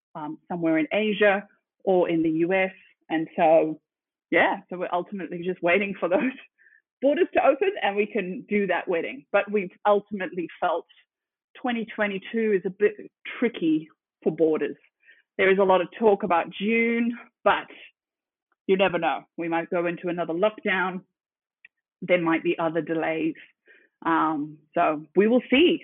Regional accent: Zimbabwe; moved away as an adult; now in Sydney, Australia; I am originally from Zimbabwe. Uh, I grew up there um, and then came to Aussie

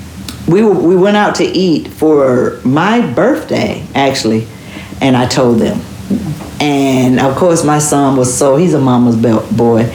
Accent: Alabama, United States; now in Atlanta, United States; my hometown in Alabama

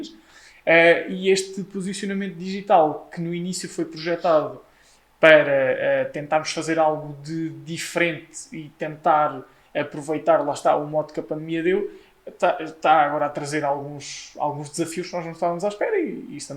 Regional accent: Leiria, Centro, Portugal; tenho 25 anos, sou de Leiria

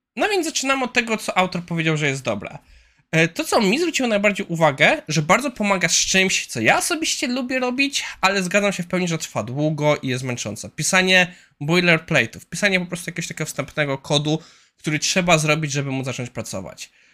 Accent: Kłodzko area, Lower Silesian Voivodeship, Poland; jestem z okolic Kłodzka.

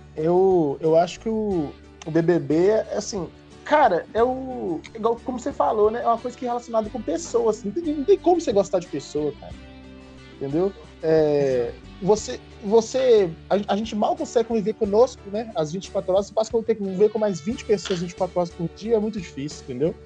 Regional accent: Brazil; como brasileiro

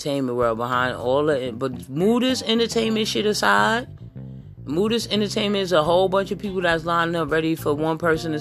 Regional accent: New York, United States; I'm from New York and my family, I got family down here in the country

